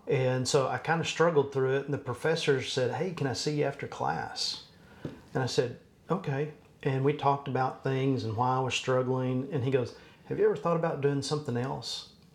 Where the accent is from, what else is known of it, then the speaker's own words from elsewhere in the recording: Abilene, Texas, United States; moved away as an adult; also born or lived in San Angelo / Fort Worth; now in Allen, United States; I grew up in Abilene